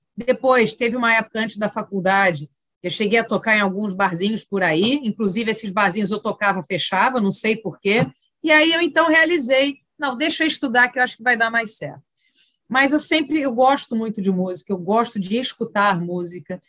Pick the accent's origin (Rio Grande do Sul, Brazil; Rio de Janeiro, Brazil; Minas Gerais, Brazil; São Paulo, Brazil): Rio de Janeiro, Brazil; Nascida e criada em Cascadura, subúrbio do Rio